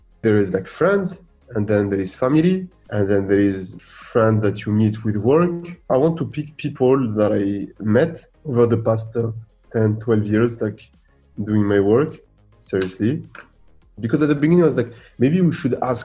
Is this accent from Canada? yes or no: no; Boulogne-Billancourt, Île-de-France, France; also born or lived in Gabès, Tunisia; in Tunisia, in Gabès, I'm originally from. And one in Boulogne-Billancourt, the city where I grew up in Paris